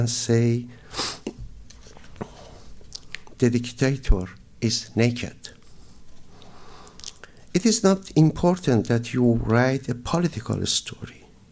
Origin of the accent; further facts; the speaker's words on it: Iran; moved away; I was born in Iran